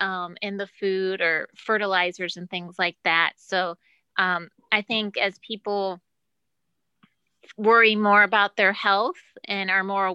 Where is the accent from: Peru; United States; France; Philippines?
United States; Ohio; I'm from Ohio